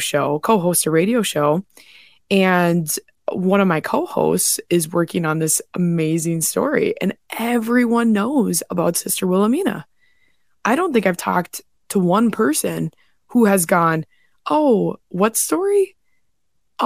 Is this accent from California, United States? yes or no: no; North Dakota, United States; my home state in North Dakota